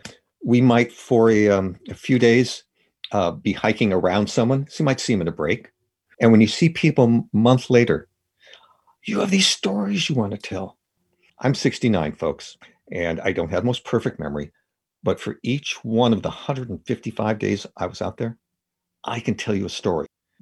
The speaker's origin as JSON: {"language": "English", "region": "California", "country": "United States", "tie": "born or raised there", "said": "It's also where I grew up. I grew up in the Sierra Nevada, so it's my first love too."}